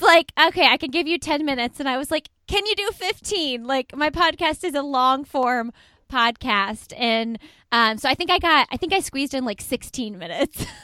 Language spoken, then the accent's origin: English; Indianapolis, Indiana, United States; I'm from Indianapolis